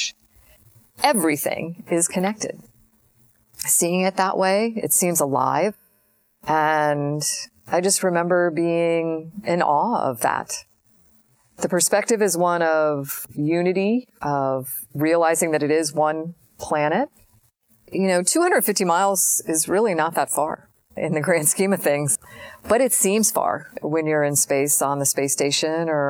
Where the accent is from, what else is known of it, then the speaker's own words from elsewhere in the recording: Florida, United States; growing up in Florida